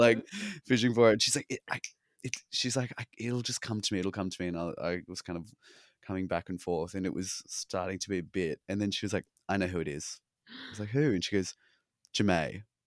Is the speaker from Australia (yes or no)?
yes; Australia; accent: Australian; moved away as an adult; now in New York, United States